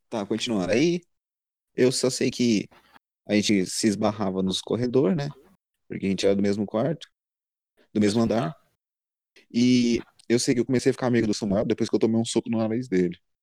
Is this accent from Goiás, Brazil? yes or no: yes; Anápolis, Goiás, Brazil; sou de Goiás, Anápolis mais precisamente